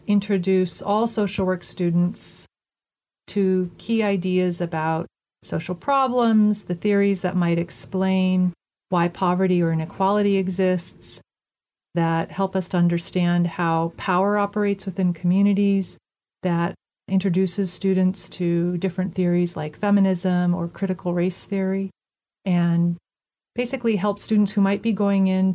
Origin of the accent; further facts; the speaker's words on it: Alaska, United States; moved away as an adult; also born or lived in Portland, Oregon; I grew up in Alaska